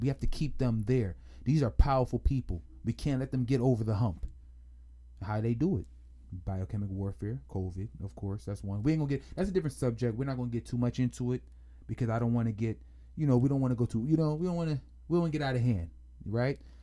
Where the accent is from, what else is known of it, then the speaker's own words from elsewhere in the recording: Jamaica; being Jamaican, I'm familiar with that culture very, very, very, very, very, very well